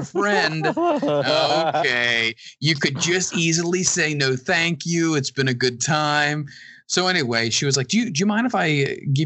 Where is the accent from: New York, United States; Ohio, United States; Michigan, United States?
Ohio, United States; Cincinnati; born or raised there